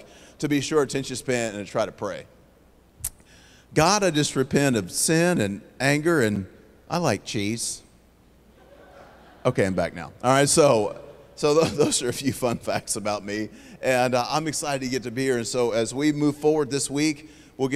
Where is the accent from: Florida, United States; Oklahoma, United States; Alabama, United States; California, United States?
Oklahoma, United States; Oklahoma City; moved away as an adult; now in Houston, United States; So I'm originally from Oklahoma City. I currently live in Houston, Texas.